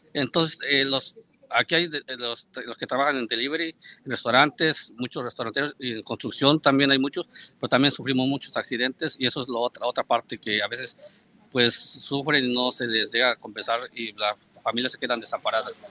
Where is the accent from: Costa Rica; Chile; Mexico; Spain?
Mexico; Puebla; now in New York, United States; soy ahí paisano de Meme Yamel y pues poblano? también